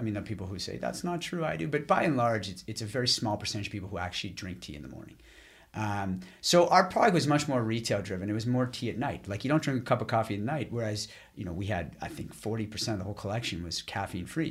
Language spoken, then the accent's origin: English; Ottawa, Ontario, Canada; moved away as an adult; also born or lived in Boston / Montreal; back to Ottawa, where I'm from